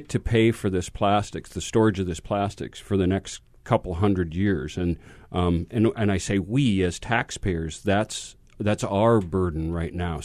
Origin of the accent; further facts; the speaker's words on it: Big Island, Hawaii, United States; I'm from the Big Island, too.